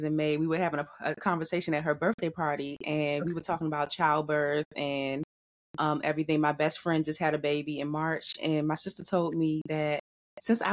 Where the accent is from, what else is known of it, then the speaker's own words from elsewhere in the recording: Washington, District of Columbia, United States; I'm born and raised in Washington, D.C.